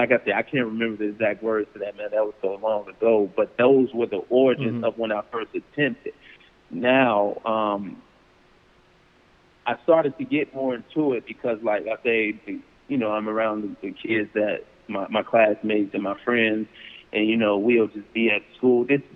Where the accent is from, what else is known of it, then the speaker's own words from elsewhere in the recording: Chicago, Illinois, United States; we moved back to Chicago, mm-hmm. and I was raised in South Shore from 2002 until, you know, I got on my own, you know, really.